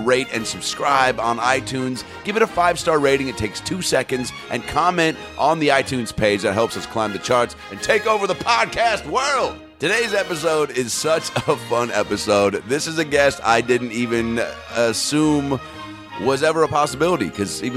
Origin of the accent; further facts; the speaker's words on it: Bellevue, Washington, United States; moved away; my hometown club, Parlor Live, Bellevue, Washington